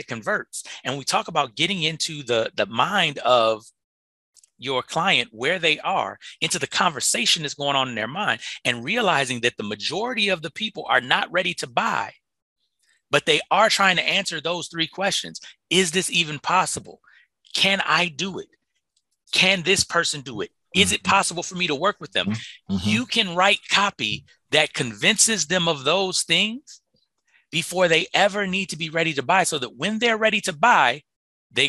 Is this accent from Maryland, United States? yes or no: no; Chicago, Illinois, United States; moved away; I'm from Chicago